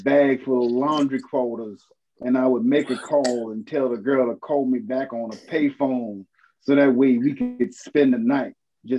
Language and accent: English; New York City, New York, United States; I'm from Brooklyn and I know what Eastern Parkway is.